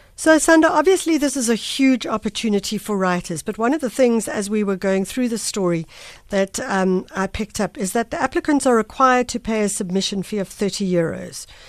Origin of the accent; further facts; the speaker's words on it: South Africa; As a South African